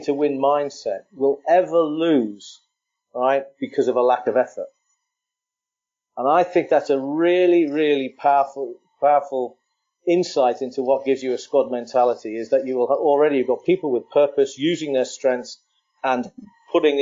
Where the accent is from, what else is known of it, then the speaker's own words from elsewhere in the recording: Ireland; as an Irishman